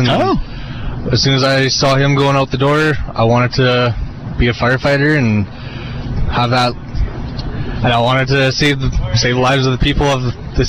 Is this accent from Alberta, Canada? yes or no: yes; Fort Macleod, Alberta, Canada; moved away as an adult; now in Fort McMurray, Canada; I was actually born and raised in Fort McLeod, very south, kind of close to the border. Small town, grew up just working on the farm a little bit, and then decided I wanted to do fire EMS and got the job up here